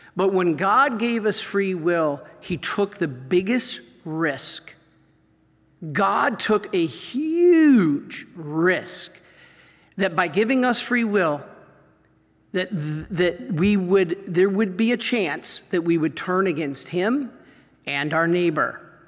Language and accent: English; Michigan, United States; I grew up in Michigan